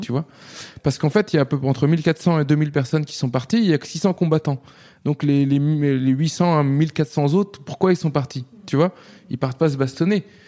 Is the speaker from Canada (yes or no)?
no; Nantes, Pays de la Loire, France; moved away as an adult; also born or lived in London, United Kingdom; now in Paris, France; quand j'ai grandi à Nantes